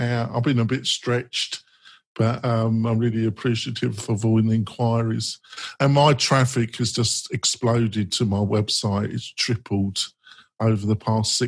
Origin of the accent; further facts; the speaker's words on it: England, United Kingdom; I'm English